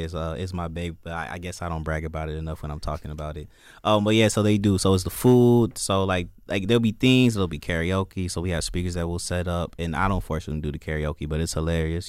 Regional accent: Joliet, Illinois, United States; moved away as an adult; also born or lived in Indiana; now in Michigan, United States; I'm from Joliet, Illinois

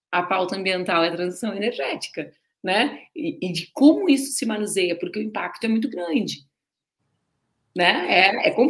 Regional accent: Rio Grande, Rio Grande do Sul, Brazil; Eu também cresci em Rio Grande, é mais um ponto em comum nosso, comendo moeda, moeda de queijo e bomba na confeitaria Hollywood.

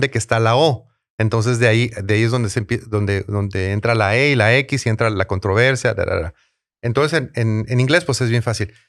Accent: Tijuana, Baja California, Mexico; now in San Diego, United States; Tijuana, en serio, con todo respeto a mi ciudad natal.

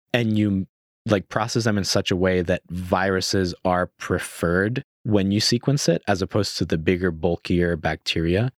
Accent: Puerto Rico; moved away; I was born and raised in Puerto Rico. I spent my whole life in Puerto Rico.

